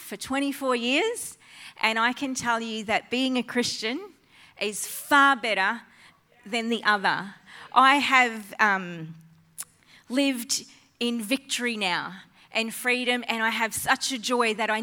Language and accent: English; Innisfail, Queensland, Australia; moved away; also born or lived in Flying Fish Point; I'm a Far North Queensland girl, born and bred in Innisfail, further north than here.